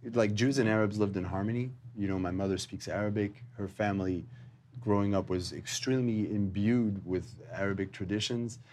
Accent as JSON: {"language": "English", "town": "Montreal", "region": "Quebec", "country": "Canada", "tie": "born or raised there", "said": "I am uh, born in Montreal, Canada"}